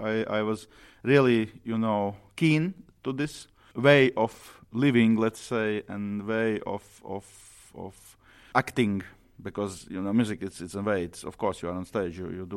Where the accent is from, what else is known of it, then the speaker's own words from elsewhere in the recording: Riga, Latvia; I'm a conductor from Latvia, from Riga, and I'm 40 years old